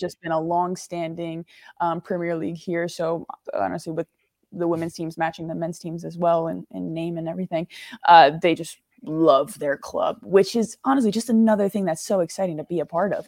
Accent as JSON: {"language": "English", "country": "United States", "moved": "as an adult", "lives_now": "England, United Kingdom", "said": "I'm American"}